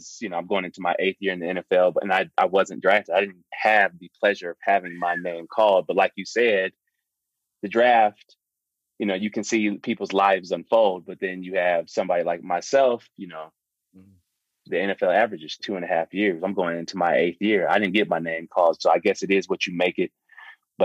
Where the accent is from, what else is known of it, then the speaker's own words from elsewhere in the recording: Detroit, Michigan, United States; moved away as an adult; also born or lived in Bloomfield Hills, Michigan; I grew up in Detroit, went to Michigan State